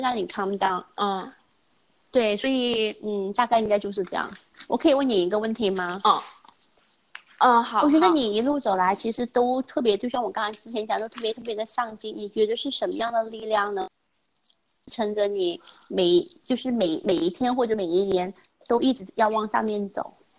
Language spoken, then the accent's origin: Chinese; China; moved away as an adult; also born or lived in United States; 我们从小在中国那个成长的环境里面